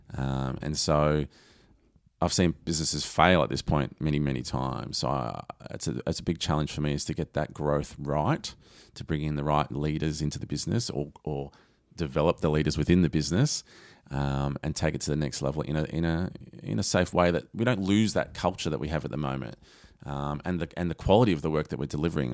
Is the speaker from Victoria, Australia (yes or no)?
yes; Lara, Victoria, Australia; I grew up in Lara.